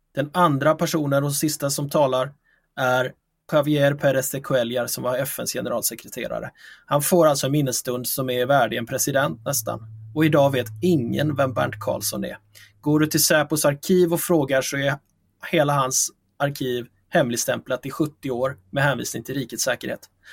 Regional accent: Figeholm, Kalmar County, Sweden; moved away; min eh, födelseort där jag växte upp i lilla, små, i lilla Figeholm i Småland

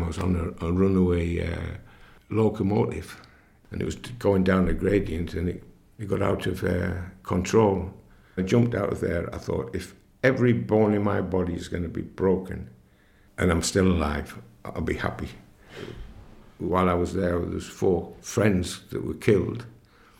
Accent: Coundon, North East England, United Kingdom; I was born in Cowden, near Spennymoor, in 1944.

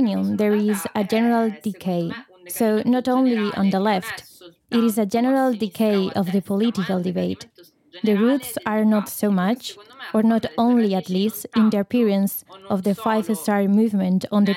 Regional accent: Palermo, Sicily, Italy; I'm 32 years old, and I was born and raised in Palermo

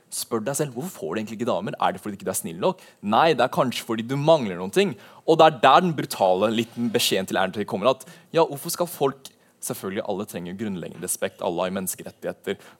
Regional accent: Drammen, Buskerud, Norway; also born or lived in Levanger; min bakgrunn er først og født i Levanger, men du hører ikke det på dialekten min siden jeg flytta til Drammen da jeg var veldig ung.

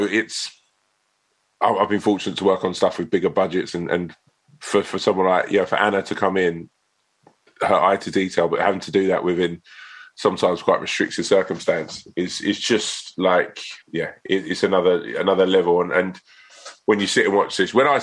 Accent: Sutton, London, United Kingdom; I'm sort of from Sutton Way

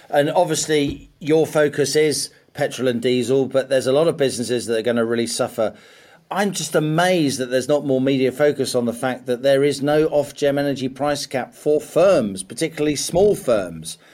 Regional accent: Middlesex, London, United Kingdom; I grew up in Middlesex, very unfashionable London suburb.

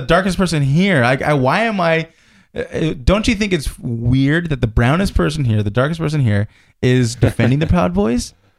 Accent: United States; I'm glad I was born in America.

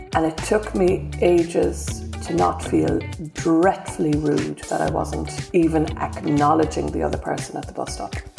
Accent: Australia; moved away as an adult; now in London, United Kingdom; I'm an Australian of Irish descent now living in London

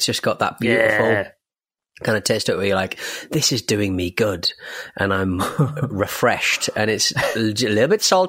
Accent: Toronto, Ontario, Canada; This reminded me of a giant inflatable rubber duck that appeared in my hometown of Toronto that cost about $200,000 in tax dollars back in 2017.

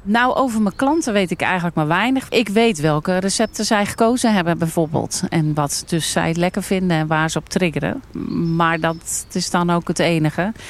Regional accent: Almkerk, North Brabant, Netherlands; Ik kom uit Almkerk

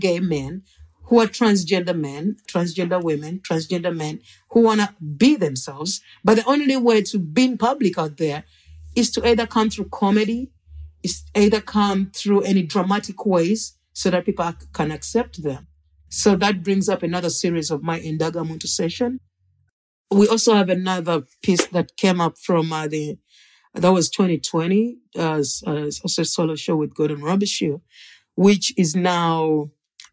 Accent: Uganda; moved away

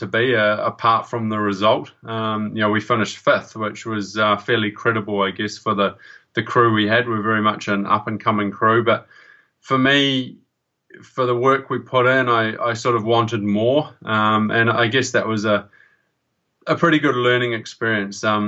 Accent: New Zealand

